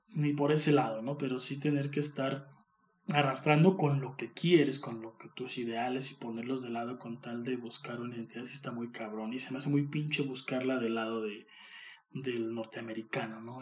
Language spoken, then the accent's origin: Spanish; Mexico; aquí en México seamos también muy así, muy cagones uno con el otro